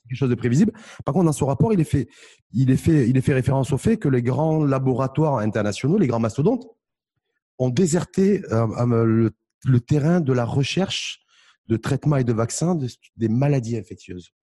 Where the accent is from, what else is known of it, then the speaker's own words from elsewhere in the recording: Morocco; chez nous au Maroc